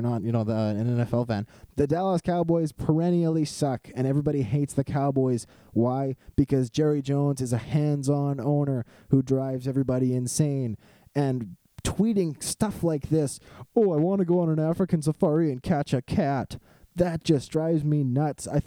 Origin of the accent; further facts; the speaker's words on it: Canada; this wonderful game that we have north of the border, known as Canadian football.